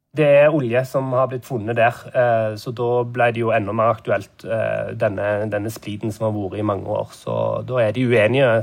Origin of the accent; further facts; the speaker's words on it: Norway; moved away as an adult; now in Nairobi, Kenya; hjemme i Norge